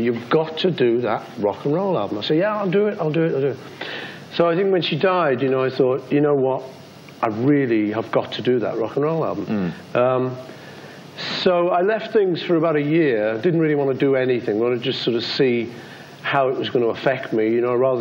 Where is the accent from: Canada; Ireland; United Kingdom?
United Kingdom; I'm British